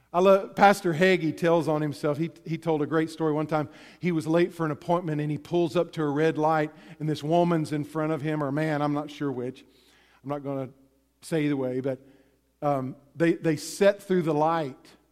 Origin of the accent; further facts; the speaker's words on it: Texas, United States; I grew up in Texas